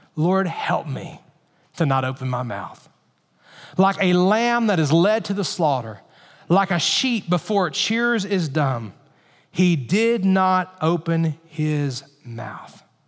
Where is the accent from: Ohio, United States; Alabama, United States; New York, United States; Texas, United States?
Alabama, United States; I grew up in Alabama